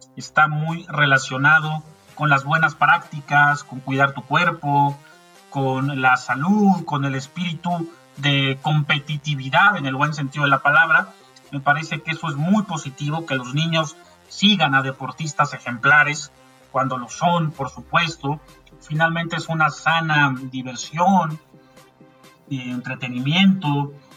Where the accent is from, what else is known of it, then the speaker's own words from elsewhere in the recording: Mexico; en México creo que no somos así